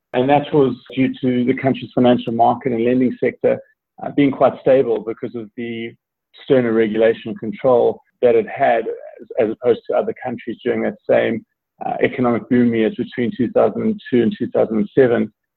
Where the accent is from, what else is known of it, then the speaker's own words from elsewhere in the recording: South Africa; also born or lived in Italy / New Zealand; now in South Carolina, United States; originally a South African citizen, I grew up grew up in South Africa most of my life, uh, but have also lived in Italy uh, and New Zealand, and now live in the United States, uh, more specifically South Carolina.